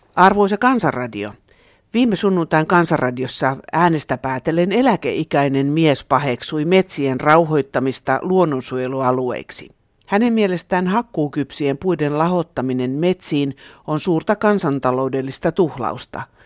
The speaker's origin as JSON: {"language": "Finnish", "region": "Southern Finland", "country": "Finland"}